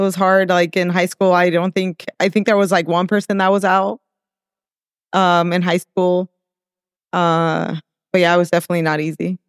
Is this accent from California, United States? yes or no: yes; El Monte, California, United States; also born or lived in Mexico / Whittier, California; And then we moved to El Monte, so that's where I really, that's where I grew up, El Monte